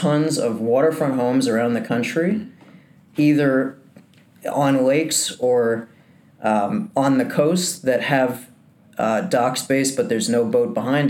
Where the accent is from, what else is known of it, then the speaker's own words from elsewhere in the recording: New Jersey, United States; I was born and raised in New Jersey